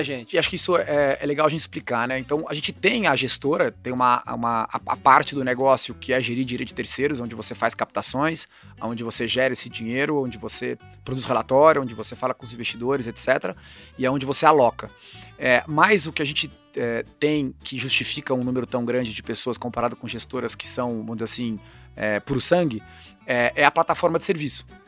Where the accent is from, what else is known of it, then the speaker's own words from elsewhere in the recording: Campinas, São Paulo, Brazil; eu cresci em Campinas